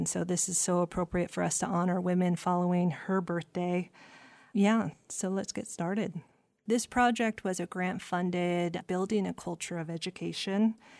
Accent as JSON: {"language": "English", "town": "Sitka", "region": "Alaska", "country": "United States", "tie": "born or raised there", "said": "I was born and raised here in Sitka, and I am the child of a raven frog, which means my father is originally from this area. He's Kiksedi, and I am the grandchild of a raven dog salmon."}